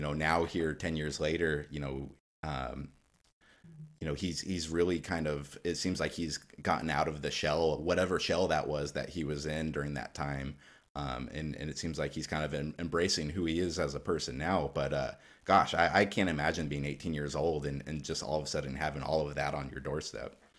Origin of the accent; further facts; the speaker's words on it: Alaska, United States; now in Oregon, United States; I grew up in Alaska where we didn't have any real notable high school football.